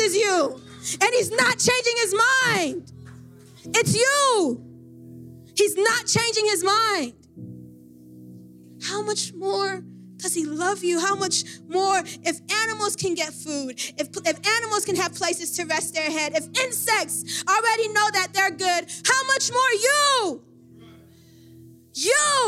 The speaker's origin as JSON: {"language": "English", "town": "Miami", "region": "Florida", "country": "United States", "said": "I'm from Miami"}